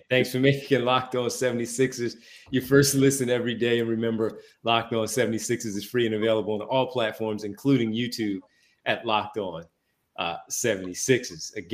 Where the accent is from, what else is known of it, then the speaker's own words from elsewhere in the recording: Philadelphia, Pennsylvania, United States; Growing up in Philadelphia, you do not like the Celtics. I grew up in Philly.